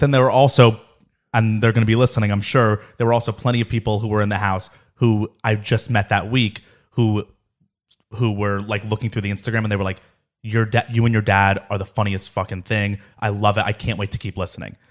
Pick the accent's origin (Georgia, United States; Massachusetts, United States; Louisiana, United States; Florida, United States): Florida, United States; Boca Raton; growing up in Boca